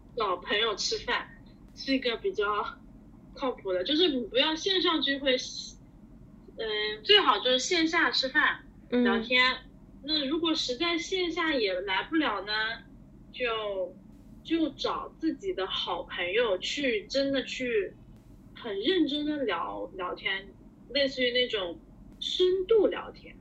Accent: Zhejiang, China; moved away; 我是浙江人啊

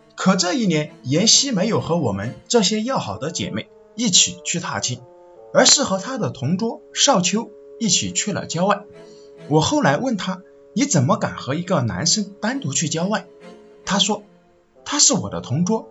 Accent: Northeast China, China; 我们东北这边的小城梅山梅水

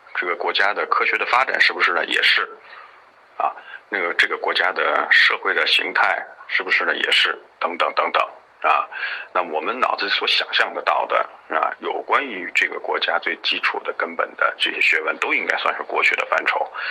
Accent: China; 我们中国人

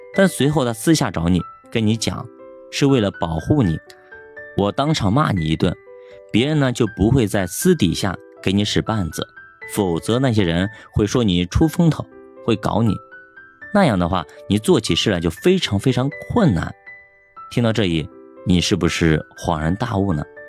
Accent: China; 我们中国人的职场

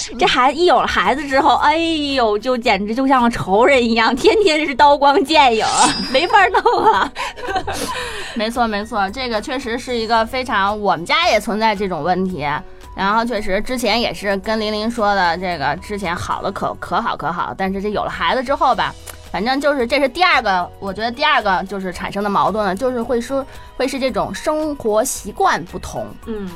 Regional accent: China; 我们中国人

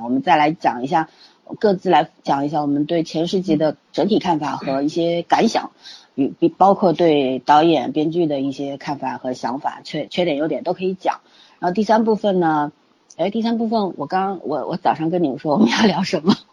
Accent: China; 我们中国人都是过两次新年的嘛

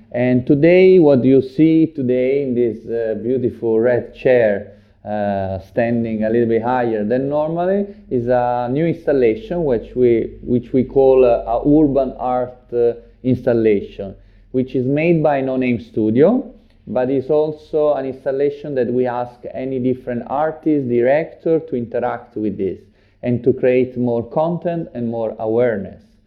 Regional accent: Rome, Lazio, Italy; English is a second language; now in Shanghai, China; I'm from Rome

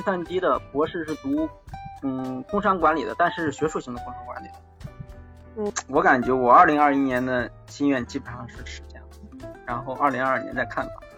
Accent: Beijing, China; accent: Beijing; 我是北京的

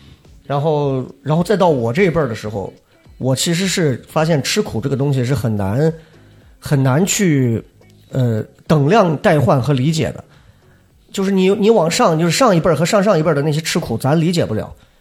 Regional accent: Xi'an, Shaanxi, China; 呃，就西安市城里长大的，呃，跟你们一比，可能真不算吃过啥苦。

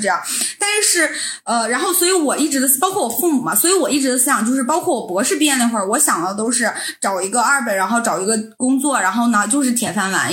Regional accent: Northeast China, China; now in Europe; 我们来自东北，就是其实东北人

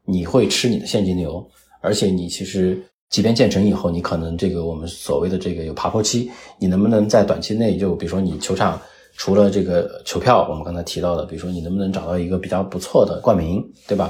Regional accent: China; 作为一个中国人，作为我们自己同胞来讲

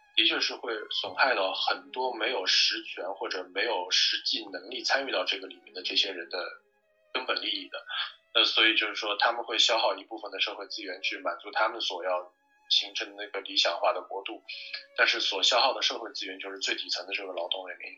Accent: China; moved away as an adult; also born or lived in Shanghai; now in United States; 作为一个中国人

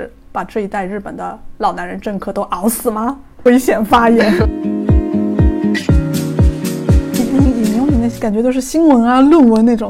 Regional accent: Yunnan, China; moved away as an adult; now in Tokyo, Japan; 我是来自云南哈尼族，住在东京，在日本七年的

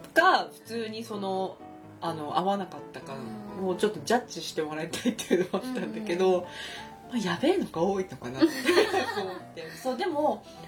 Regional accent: Japan; 私は日本で育った

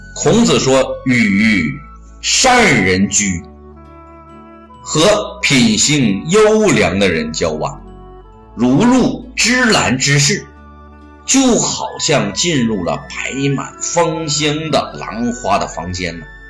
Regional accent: China; 这是我们中国人的骄傲

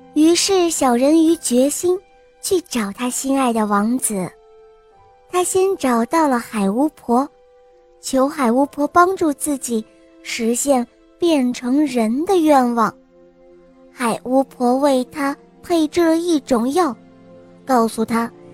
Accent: Hong Kong; 我今年五岁了，我来自香港

